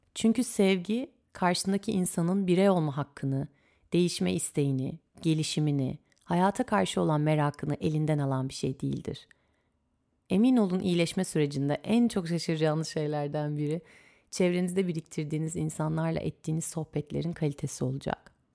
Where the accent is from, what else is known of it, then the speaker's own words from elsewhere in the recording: İzmir, Turkey; doğduğum şehir canım İzmir'imde